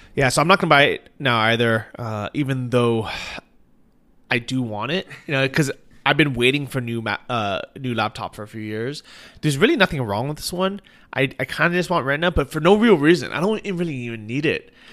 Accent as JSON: {"language": "English", "country": "United States", "moved": "yes", "lives_now": "Chiang Mai, Thailand", "said": "we're both American."}